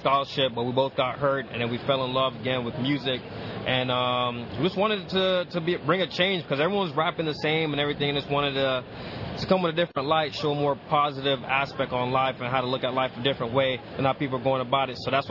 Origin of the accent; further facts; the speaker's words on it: Jamaica; It's 2 of us in a group, … and …. We're blood brothers from Jamaica.